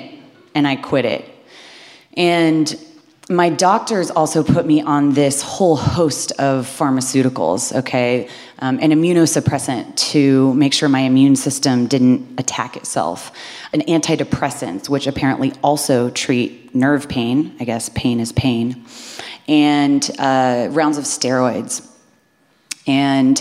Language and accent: English; Midwest, United States; I'm from the Midwest. I had a very wholesome upbringing.